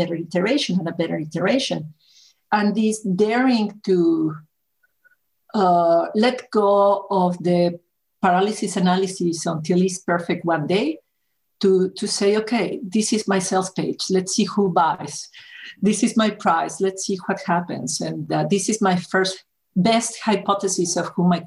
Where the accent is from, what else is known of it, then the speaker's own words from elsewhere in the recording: Mexico; I was born in Mexico